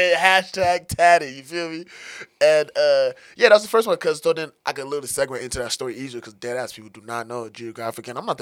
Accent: Denver, Colorado, United States; also born or lived in Togo; I came here when I was pretty young. I spent most of my life in about like kind of far off a little bit off of Denver, far northeast, you know what I'm saying, Montbello, Green Valley area.

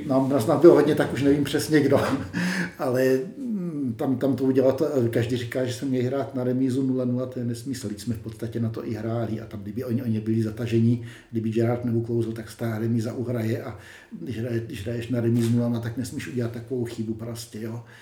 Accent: Czechia; jako Češi

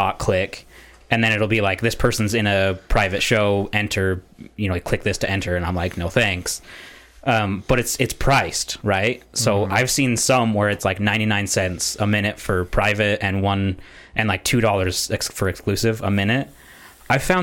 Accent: United States; I'm from America

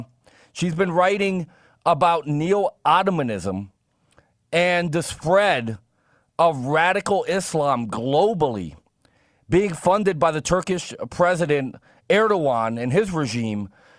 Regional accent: East Coast, United States; I'm a conservative from the East Coast

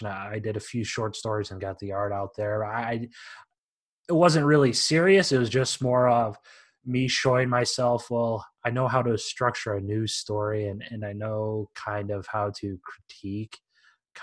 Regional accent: Iowa, United States; moved away; Born and raised in Iowa, moved around a couple of years

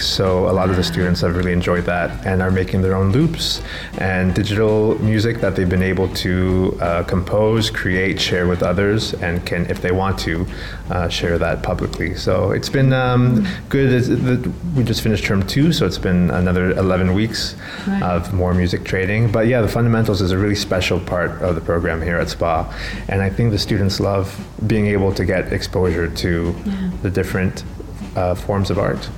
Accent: Canada; moved away as an adult; now in Sharjah, United Arab Emirates; I'm from Canada

